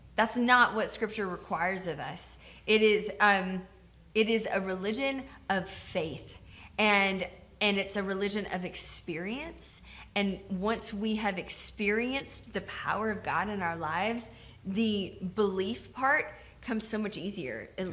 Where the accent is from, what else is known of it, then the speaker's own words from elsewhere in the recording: Georgia, United States; now in Tacoma, United States; I grew up in Georgia